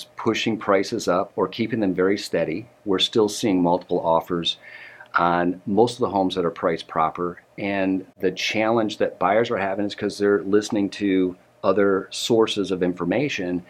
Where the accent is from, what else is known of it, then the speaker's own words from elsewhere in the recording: Detroit, Michigan, United States; now in Dallas-Fort Worth, United States; I'm from Detroit